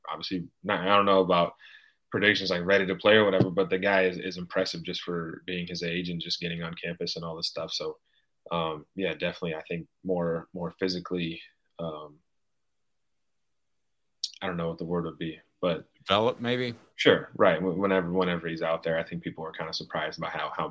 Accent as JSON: {"language": "English", "region": "California", "country": "United States", "said": "dude, I'm from Northern California where it snows every five days."}